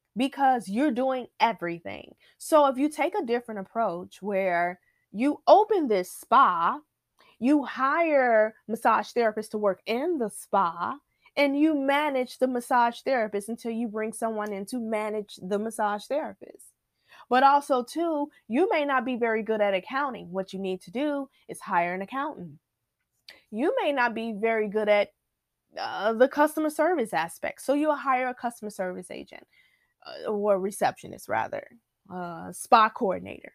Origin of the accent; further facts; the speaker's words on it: Chicago, Illinois, United States; I'm, I'm Inglewood, born and raised, born and raised in Inglewood